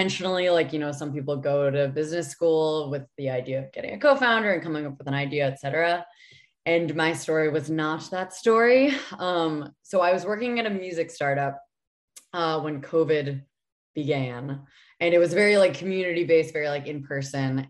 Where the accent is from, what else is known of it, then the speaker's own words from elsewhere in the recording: New Hampshire, United States; moved away as an adult; now in Los Angeles, United States; I'm from New Hampshire. I was raised in the woods